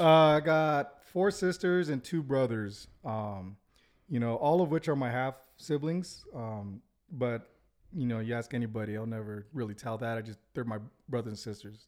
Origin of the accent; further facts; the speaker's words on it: Santa Ana, California, United States; now in Utah, United States; grew up, uh, in Santa Ana